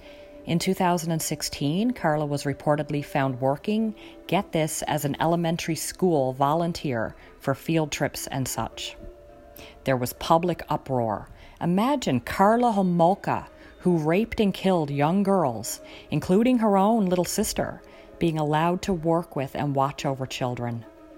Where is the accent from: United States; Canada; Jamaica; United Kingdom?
Canada; And I'm a Canadian.